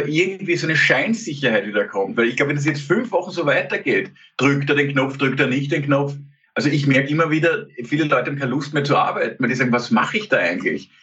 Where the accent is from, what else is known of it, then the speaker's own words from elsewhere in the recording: Austria; also born or lived in Klosterneuburg; auch als Österreicher